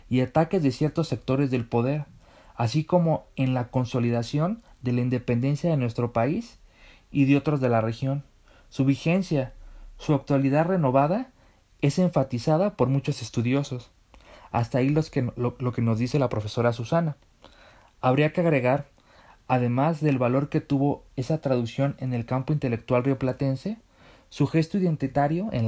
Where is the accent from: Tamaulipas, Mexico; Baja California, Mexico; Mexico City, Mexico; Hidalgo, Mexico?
Mexico City, Mexico; accent: chilango; Aquí una disculpa por mi acento chilango, pero imaginemos un acento porteño.